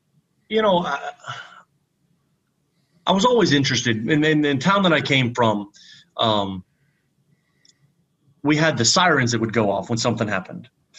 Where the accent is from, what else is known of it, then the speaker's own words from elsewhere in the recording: Pennsylvania, United States; moved away as an adult; also born or lived in North Carolina / Texas; I grew up in the middle of nowhere, Pennsylvania, small town, graduated 72 people. That's in my entire graduating class.